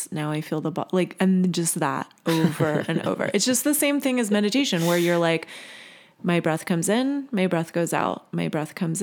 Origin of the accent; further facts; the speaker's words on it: Virginia, United States; I grew up in Virginia